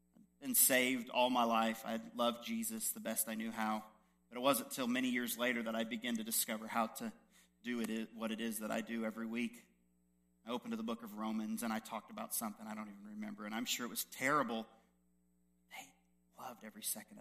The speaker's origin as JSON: {"language": "English", "country": "United States", "said": "I'm just a white American."}